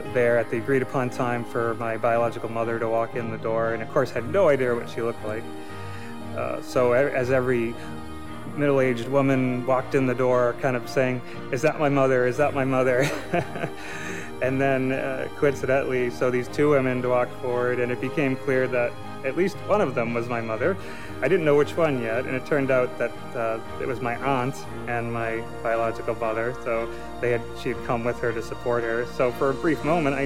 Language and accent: English; Centerville, Massachusetts, United States; I'm from Centerville. I grew up on Cape Cod most of my life. I moved to Cape when I was 8 years old.